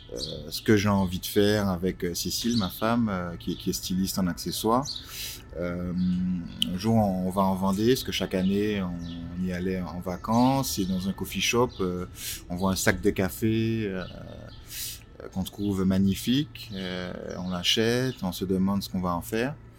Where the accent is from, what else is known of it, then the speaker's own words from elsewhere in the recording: Martinique; moved away as an adult; now in Paris, France; Je suis né en Martinique il y a quelques années. J'ai rejoint Paris en 2000, non, en 99